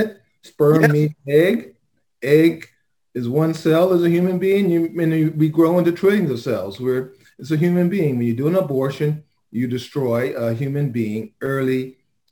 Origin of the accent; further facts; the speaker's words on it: Los Angeles, California, United States; born and raised in South Central